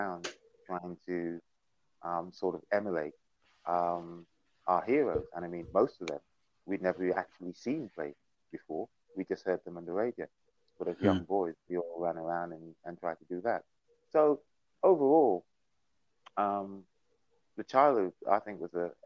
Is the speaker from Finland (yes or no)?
no; Guyana; moved away; I was born on St. Valentine's Day in 1966 in a place called Guyana